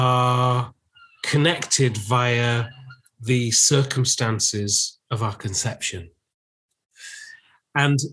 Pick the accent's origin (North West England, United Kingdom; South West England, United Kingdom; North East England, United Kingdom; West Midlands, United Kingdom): North West England, United Kingdom; Lancashire; also born or lived in Manchester / London; I'm actually from Lancashire. So I wasn't brought up in Manchester. I was brought up in the villages of Lancashire